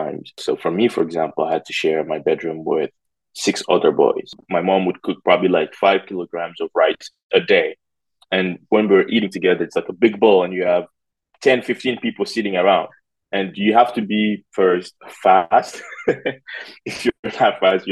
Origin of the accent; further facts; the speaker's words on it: Conakry, Guinea; now in United States; I was born in Conakry in a neighborhood called Bonfim, which is where my mom still lives today